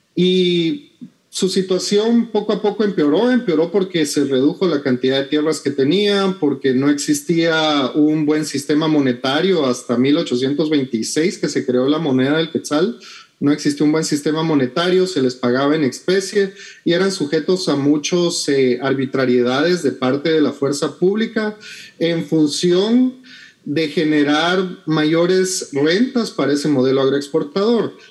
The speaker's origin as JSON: {"language": "Spanish", "country": "Guatemala"}